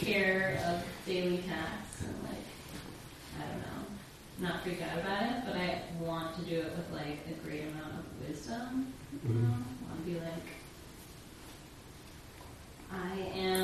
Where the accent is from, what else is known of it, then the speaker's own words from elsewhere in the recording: San Francisco, California, United States; I'm from San Francisco